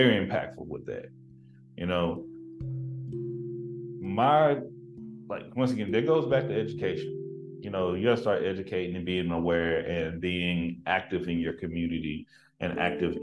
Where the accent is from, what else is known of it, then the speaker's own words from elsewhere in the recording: Tyler, Texas, United States; moved away; growing up in East Texas